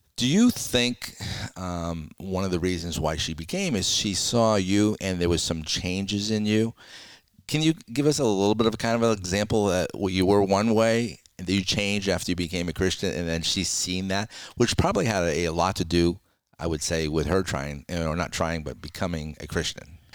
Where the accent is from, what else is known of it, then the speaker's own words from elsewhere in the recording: Fitchburg, Massachusetts, United States; I actually was born about thirty minutes north of there in Fitchburg, Massachusetts.